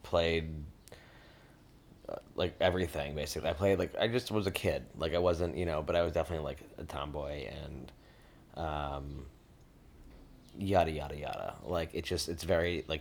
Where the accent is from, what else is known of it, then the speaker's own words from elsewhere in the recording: Lake Forest, Illinois, United States; also born or lived in Chicago; now in Brooklyn, United States; I was born in Chicago, grew up primarily in Lake Forest, Illinois, which is a suburb about 30 to 40 minutes north of Chicago